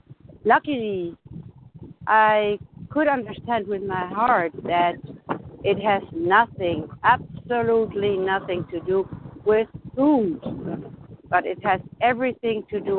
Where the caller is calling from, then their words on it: Germany; I'm in recovery, and I'm calling from Germany.